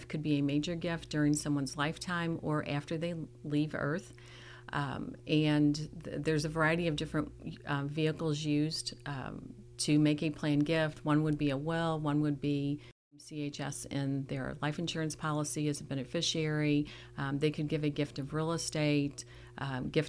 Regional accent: southern Illinois, United States; moved away as an adult; also born or lived in St. Louis, Missouri / Texas; now in Sedalia, United States; Grew up in a small town in southern Illinois.

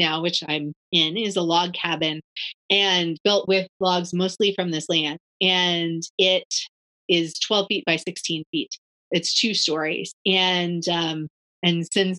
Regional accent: Washington, United States; also born or lived in Barcelona / Guatemala; now in North Carolina, United States; I grew up in Washington State

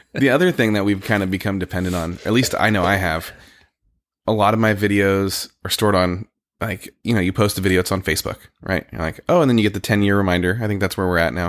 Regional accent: California, United States; also born or lived in Connecticut; now in Oregon, United States; I grew up in California

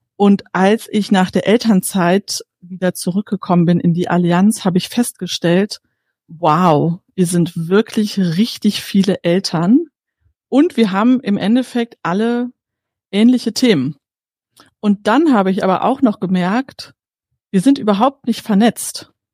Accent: Bavaria, Germany; bei uns in Bayern

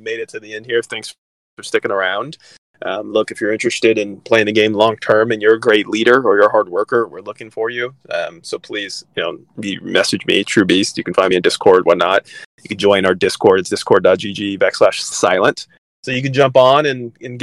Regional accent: California, United States; I'm from California

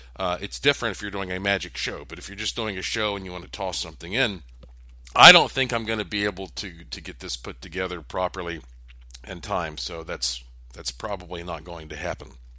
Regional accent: East Coast, United States; I grew up on the East Coast

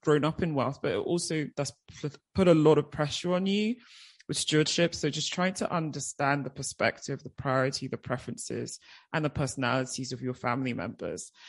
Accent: United Kingdom; moved away as an adult; also born or lived in Nigeria; as you can probably hear, at age nine, I myself, my mum, and my brothers, we moved to the UK. So I was in the UK for 16 years

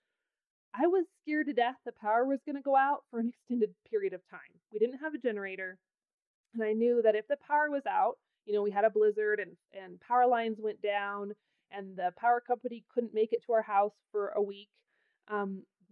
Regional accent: Pacific Northwest, United States; now in Wyoming, United States; I grew up in the Pacific Northwest where it's wet and soggy all winter

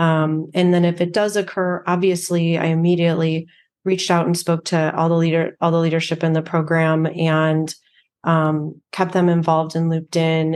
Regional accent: Chicago, Illinois, United States; I actually grew up on the south side of Chicago.

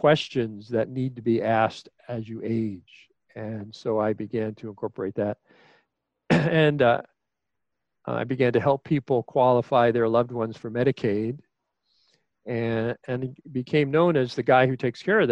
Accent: New York City, New York, United States; I was an only child born and raised in Queens, New York

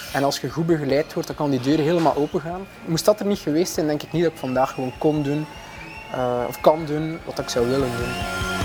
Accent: Maldegem, Flanders, Belgium; ik ben oorspronkelijk van Maldegem, zo'n hoekje Oost-Vlaanderen

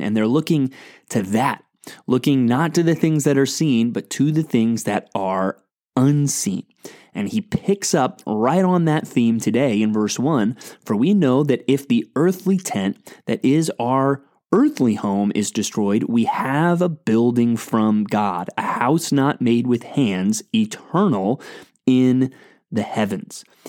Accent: San Antonio, Texas, United States; the church where I grew up in San Antonio, Texas

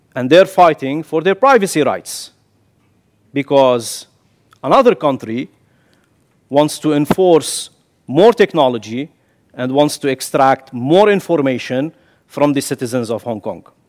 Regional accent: Kuwait; moved away as an adult; also born or lived in Syria / The Hague, Netherlands; now in Netherlands; I'm born in Kuwait, but my father is Syrian. I carry the Syrian nationality.

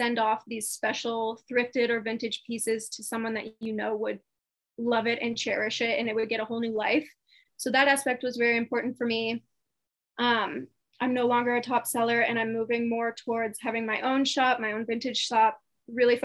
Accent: Indianapolis, Indiana, United States; moved away as an adult; now in Austin, United States; I moved to Austin, Texas from my hometown, Indianapolis

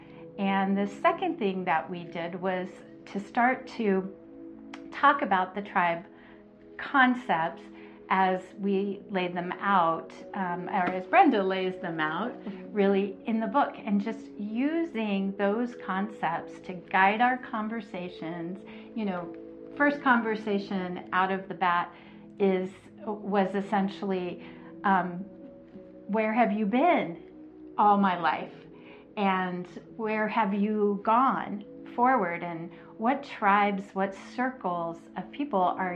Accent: North Texas, United States; moved away; my hometown in North Texas, where my childhood friends and tribe there lives.

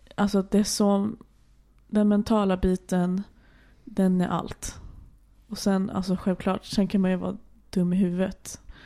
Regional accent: Stockholm, Stockholm County, Sweden; moved away as an adult; also born or lived in Arendal, Norway; now in Norway; jag eh, är uppväxt i Stockholm

